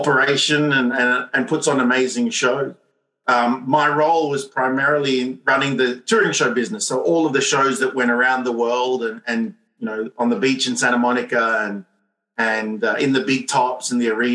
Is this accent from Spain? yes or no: no; Montreal, Quebec, Canada; I'm from Montreal